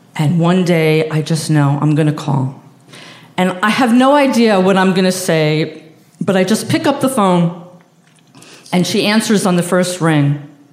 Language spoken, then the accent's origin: English; Long Island, New York, United States; I'm a middle class Jew from Long Island.